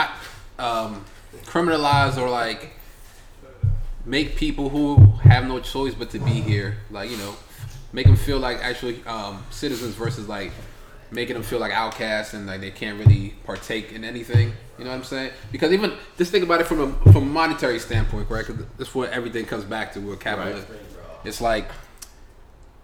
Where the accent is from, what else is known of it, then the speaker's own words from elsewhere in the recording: United States; I was born in America